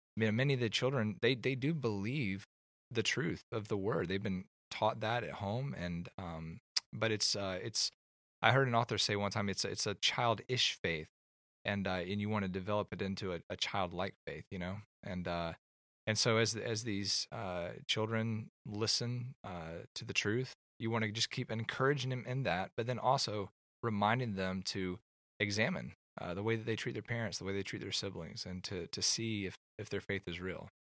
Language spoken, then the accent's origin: English; Atlanta, Georgia, United States; moved away as an adult; also born or lived in California; I grew up in Atlanta, and I moved to California after college